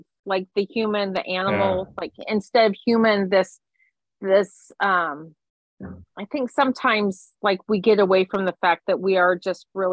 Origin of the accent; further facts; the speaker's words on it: Silver City, New Mexico, United States; I grew up outside of Silver City, New Mexico